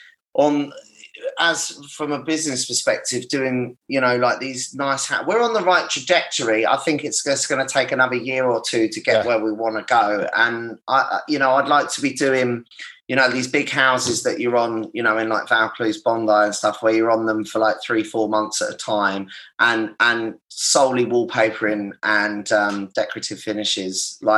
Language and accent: English; Brighton, South East England, United Kingdom; I'm from Brighton.